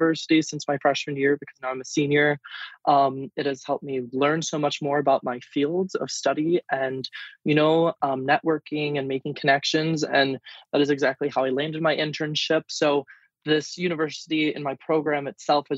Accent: Germantown, Wisconsin, United States; So I'm from Germantown, Wisconsin

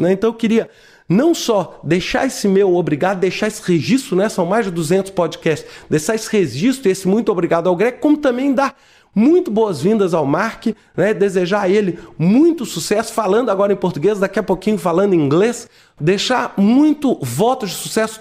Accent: Brazil; Eu, como brasileiro

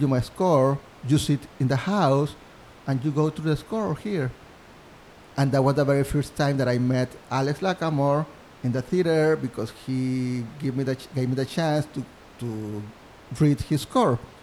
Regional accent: Mexico; English is a second language; moved away as an adult; now in New York City, United States; I'm from Mexico, I'm a student at NYU

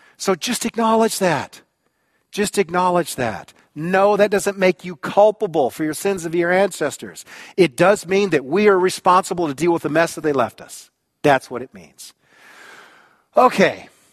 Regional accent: United States; I am an American.

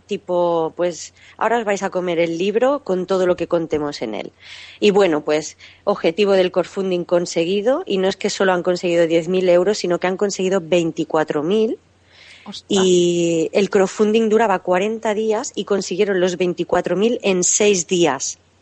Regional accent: Catalonia, Spain; moved away as an adult; soy catalana de nacimiento, he vivido allí hasta los 20 años

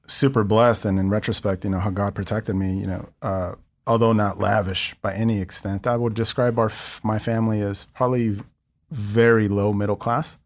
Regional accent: Los Angeles, California, United States; i'm incredibly proud of growing up in East Los Angeles.

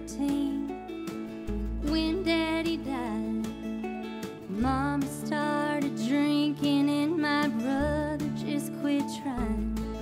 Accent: Knoxville, Tennessee, United States; also born or lived in Nashville, Tennessee; I grew up in Knoxville, Tennessee. My dad passed when I was 13. My mom left for a little while. She came back. We moved to Nashville.

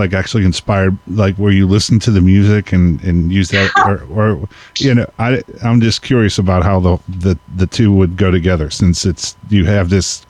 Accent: United States; accent: American; Yes, I am an American.

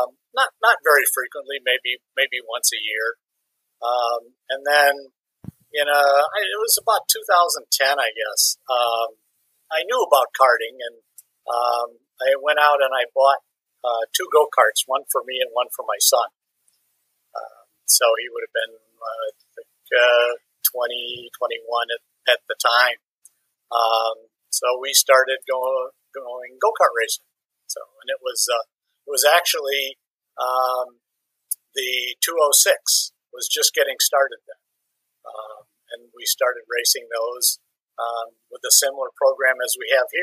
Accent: La Grange, Illinois, United States; also born or lived in Dearborn, Michigan; I was born in Dearborn, Michigan, but I grew up in basically in LaGrange, Illinois. Suburb of Chicago

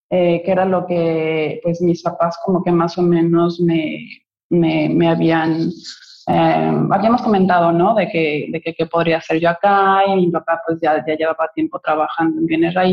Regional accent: Mexico City, Mexico; now in Cancún, Mexico; llegué hace 20 años de la Ciudad de México a Cancún, porque desde chiquita sabía que yo iba a vivir aquí.

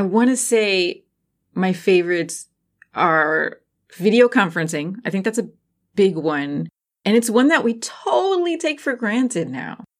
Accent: New Jersey, United States; I grew up in Jersey and at Six Flags Great Adventure. That was our local Six Flags Great Adventure.

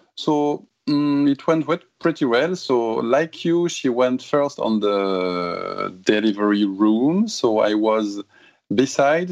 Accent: Toulouse, Occitania, France; English is a second language; moved away as an adult; now in Japan; So we had to go in Toulouse, my hometown in south of France

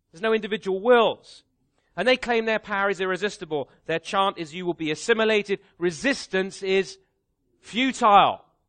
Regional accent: Canada; me as a Canadian

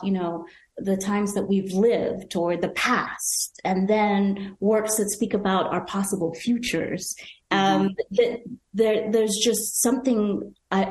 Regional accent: Nigeria; growing up in Nigeria and watching Star Trek Next Generation

